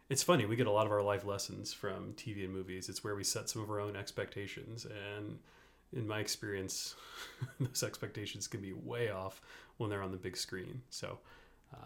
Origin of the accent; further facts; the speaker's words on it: Louisiana, United States; also born or lived in Dallas, Texas; now in Colorado, United States; I grew up in Louisiana